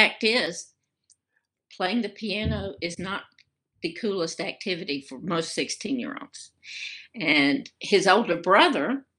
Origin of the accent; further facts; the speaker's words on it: Birmingham, Alabama, United States; I was raised in Alabama, raised in Birmingham